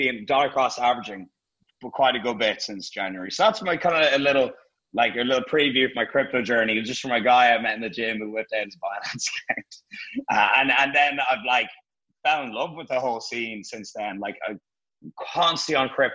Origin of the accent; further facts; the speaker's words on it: Dublin, Leinster, Ireland; moved away as an adult; also born or lived in London; now in Marbella, Spain; I had to go back to Dublin to put some stuff in storage and, you know, see my family